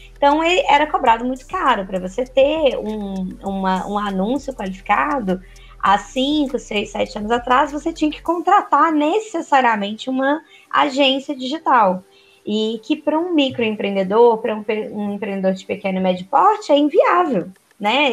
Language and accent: Portuguese; Minas Gerais, Brazil; Eu sou mineira